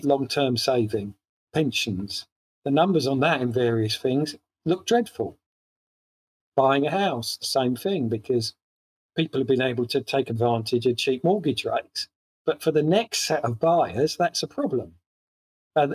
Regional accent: London, United Kingdom; Being a Londoner like me

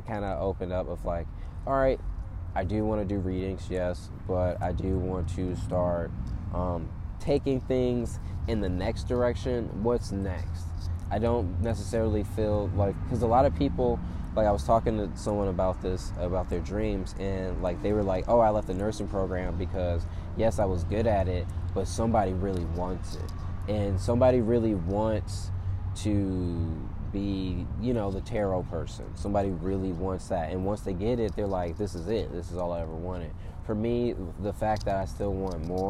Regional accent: Atlanta, Georgia, United States; moved away as an adult; also born or lived in California; now in Los Angeles, United States; I'm from Atlanta, Georgia

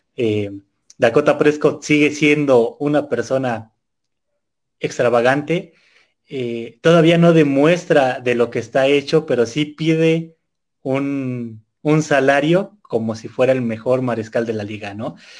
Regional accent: Mexico; todos los mexicanos

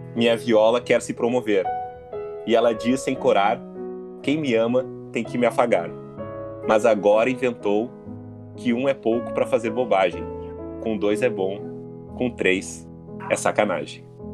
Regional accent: Canoas, Rio Grande do Sul, Brazil; Como eu sou de Canoas, eu tinha que, eu tinha que ir lá no Bom Conselho para fazer o vestibular da URGS

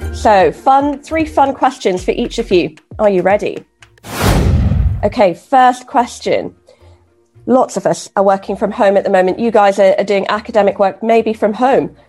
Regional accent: Kenya; moved away; So, actually, I grew up in Kenya.

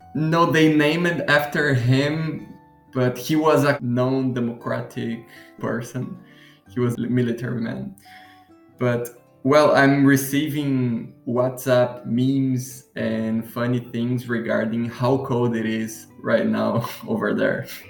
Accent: Curitiba, Paraná, Brazil; now in Florianópolis, Brazil; I was born in Curitiba, which is a city in the southern part of Brazil.

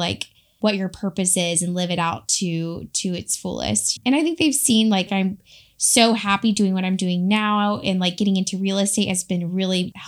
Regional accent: Raleigh, North Carolina, United States; moved away as an adult; also born or lived in Gainesville / Kentucky; So I grew up in Raleigh, North Carolina. I'm a Carolina girl.

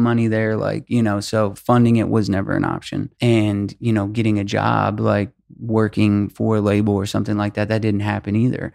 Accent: Albuquerque, New Mexico, United States; nineteen years old, I'm from Albuquerque, New Mexico.

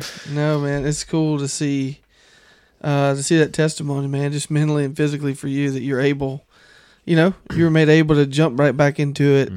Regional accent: the South, United States; growing up in the South

